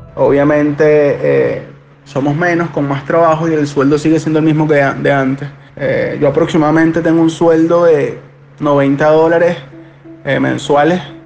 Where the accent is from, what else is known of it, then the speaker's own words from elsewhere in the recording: Caracas, Capital District, Venezuela; tengo 25 años, soy de acá de Caracas y vivo en la urbanización eh, Las Acacias